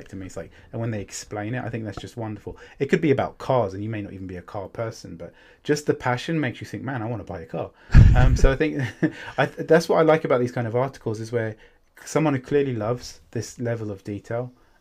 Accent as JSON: {"language": "English", "country": "United Kingdom", "said": "I'm British"}